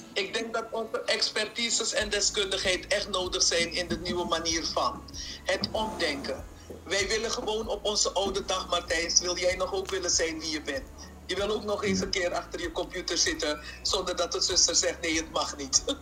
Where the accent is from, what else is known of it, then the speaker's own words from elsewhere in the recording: Suriname; moved away; also born or lived in Curaçao; ik, ben geboren en getogen in Suriname